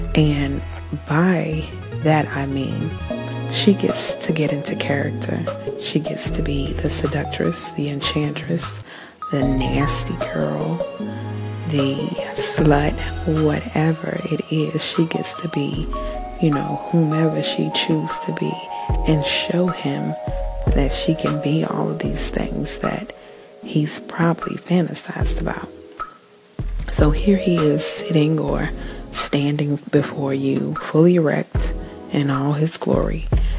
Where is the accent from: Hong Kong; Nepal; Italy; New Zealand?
New Zealand; and I am Kiwi.